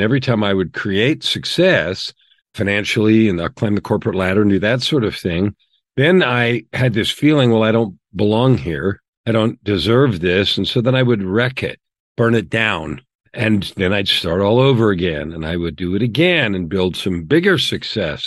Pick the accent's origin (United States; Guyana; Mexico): United States; San Francisco Bay Area, California; also born or lived in Phoenix, Arizona; now in Edmonton, Canada; We grew up in the San Francisco Bay Area in the years of the hippies